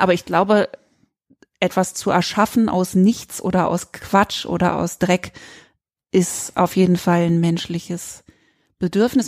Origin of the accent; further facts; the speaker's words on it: Berlin, Germany; moved away; also born or lived in Freiburg; in meinen Berliner Kindheitsjahren fünfmal umgezogen, bei einer getrennten lesbischen Mutter aufgewachsen, dann von Berlin nach Freiburg